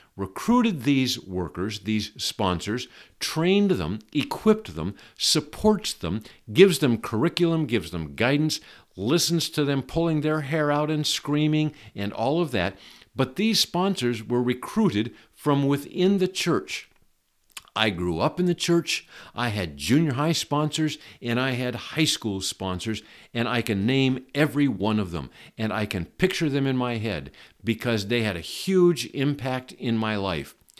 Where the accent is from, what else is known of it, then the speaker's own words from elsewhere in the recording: Shoreline, Washington, United States; I was raised in the Berean Bible Church in Shoreline, Washington, which is a suburb of Seattle